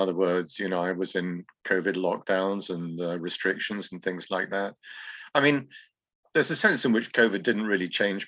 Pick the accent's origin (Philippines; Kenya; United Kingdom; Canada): United Kingdom; England; moved away as an adult; now in Greece; I should say English now